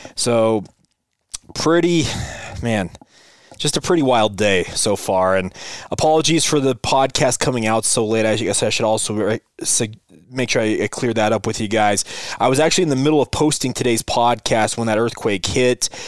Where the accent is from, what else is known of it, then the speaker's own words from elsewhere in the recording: Utah, United States; I grew up here in Utah.